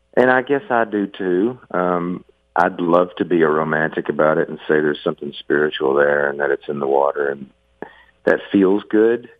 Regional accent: the South, United States; growing up in the South when I did

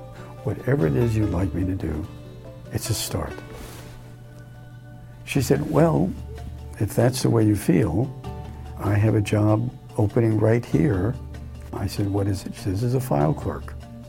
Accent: New York City, New York, United States; Growing up on New York City's Lower East Side was really quite an experience. Italian families, Irish families, and mostly Jewish families, all living together in not very nice accommodations.

